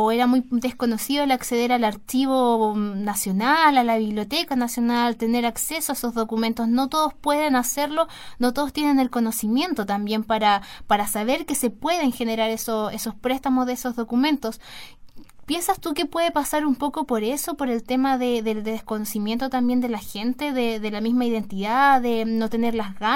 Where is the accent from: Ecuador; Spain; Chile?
Chile; sobre este mismo tema de, la identidad como sociedad, nosotros como chilenos, em, y también hablando sobre el tema de, esta nueva, de este nuevo movimiento de la novela histórica en Chile